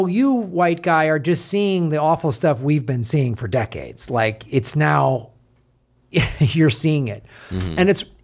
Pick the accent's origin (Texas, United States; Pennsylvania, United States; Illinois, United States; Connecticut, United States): Illinois, United States; Evanston; also born or lived in Madison, Wisconsin; growing up in Madison, Wisconsin, which was primarily white liberals, and then moving to Evanston, Illinois, where my junior high was 60% black